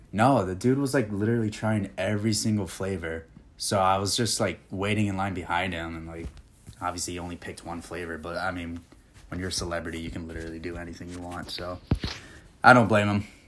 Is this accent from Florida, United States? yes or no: no; Okemos, Michigan, United States; moved away as an adult; also born or lived in Puerto Rico; now in Nashville, United States; I was originally born and raised in Puerto Rico, and then moved over to Okemos, Michigan when I was little